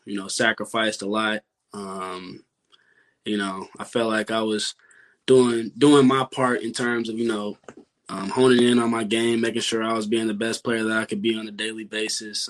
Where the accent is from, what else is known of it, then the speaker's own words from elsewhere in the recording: Louisville, Kentucky, United States; it's my hometown. Grew up